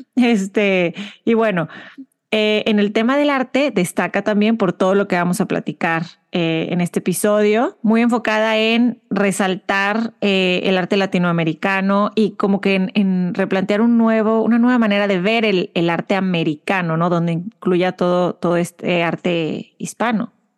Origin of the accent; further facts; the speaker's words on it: Mexico; moved away as an adult; now in Houston, United States; Somos dos mexicanas curiosas, emprendedoras y mamás viviendo en Estados Unidos